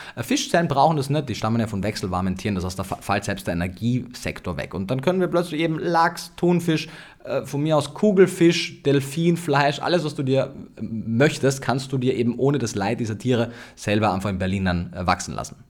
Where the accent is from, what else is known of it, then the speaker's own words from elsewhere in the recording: Austria; Ich komme aus Österreich